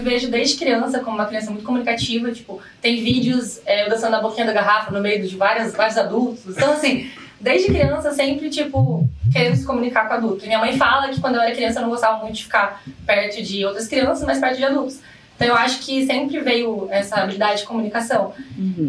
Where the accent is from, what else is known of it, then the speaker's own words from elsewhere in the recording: Londrina, Paraná, Brazil; moved away; vim de Londrina, Paraná, falo porta, porteira, porteirinha